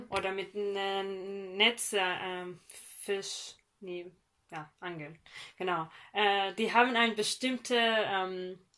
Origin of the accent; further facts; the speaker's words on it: northern Iran, Iran; German is a second language; äh, mindestens bei uns im Norden vom Iran.